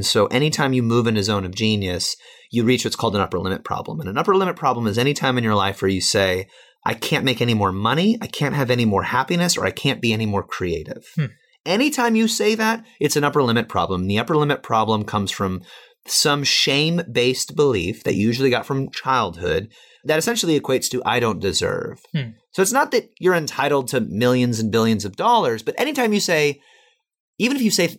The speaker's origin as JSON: {"language": "English", "region": "Midwest", "country": "United States", "said": "I came from Midwestern, middle class, make, $20,000, $30,000, $40,000 a year."}